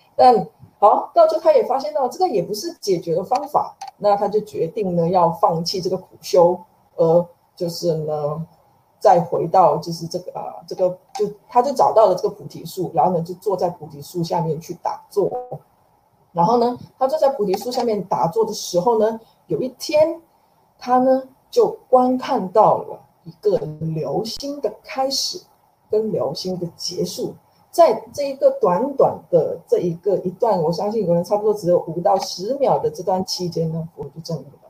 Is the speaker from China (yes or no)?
no; Malaysia; now in Taiwan; 我也是马来西亚人，那在M C O这段期间其实也是很心系，马来西亚的家人